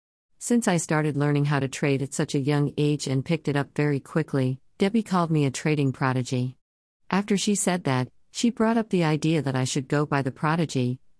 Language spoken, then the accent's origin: English; North Carolina, United States; I was born in North Carolina and I've been here ever since. In the future, I plan to move out of North Carolina and travel